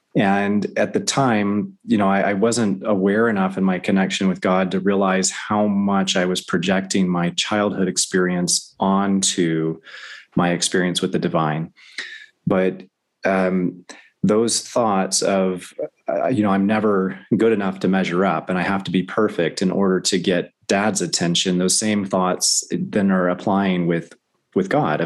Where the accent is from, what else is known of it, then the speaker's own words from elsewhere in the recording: the South, United States; I grew up in the South